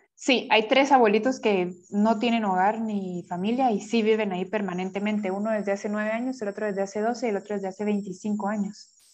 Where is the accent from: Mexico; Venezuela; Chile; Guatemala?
Guatemala; Como guatemaltecos